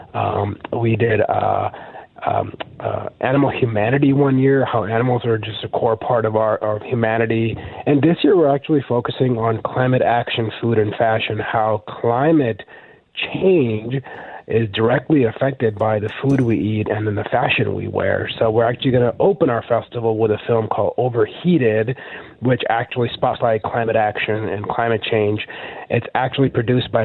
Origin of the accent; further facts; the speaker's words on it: Mississippi, United States; I grew up in Mississippi